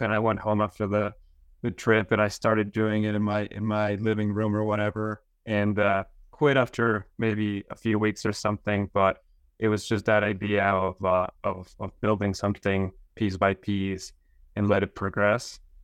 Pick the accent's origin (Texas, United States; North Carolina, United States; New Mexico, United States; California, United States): New Mexico, United States; Las Cruces; moved away as an adult; also born or lived in upstate New York; I'm from Las Cruces in New Mexico.